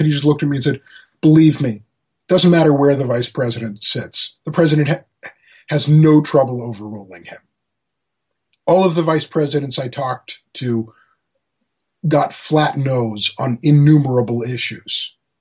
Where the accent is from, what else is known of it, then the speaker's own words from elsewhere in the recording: Maryland, United States; Annapolis, where uh, my home state